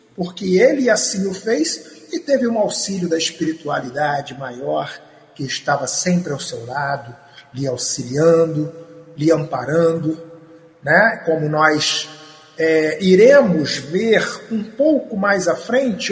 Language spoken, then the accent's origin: Portuguese; Três Rios, Rio de Janeiro, Brazil; eu sou da cidade de Três Rios